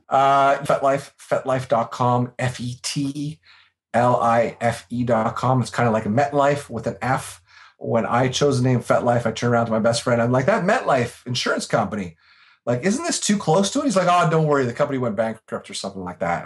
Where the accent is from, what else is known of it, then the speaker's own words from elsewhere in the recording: Canada; I'm Canadian. I live in Canada